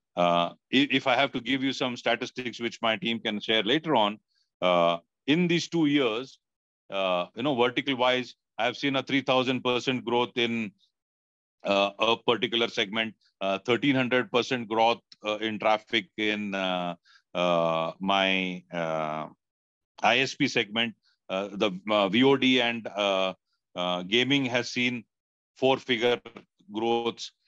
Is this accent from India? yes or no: yes; India; as an Indian